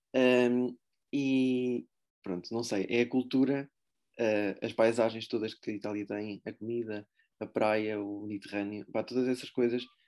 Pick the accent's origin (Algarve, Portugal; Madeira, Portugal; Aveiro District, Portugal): Aveiro District, Portugal; Aveiro; eu vivi em Aveiro, desde, desde que nasci sou, sou de Aveiro